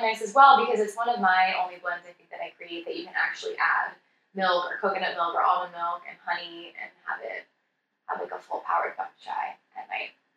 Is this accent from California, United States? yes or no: yes; Santa Cruz, California, United States; I was working at this tiny little natural food store in my hometown of Santa Cruz in this little suburb called Aptos